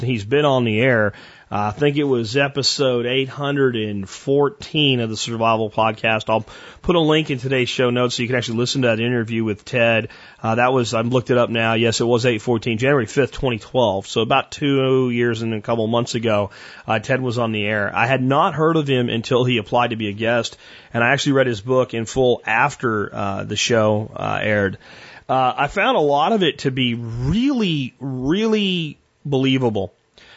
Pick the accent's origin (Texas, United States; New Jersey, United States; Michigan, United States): Texas, United States; as a Texan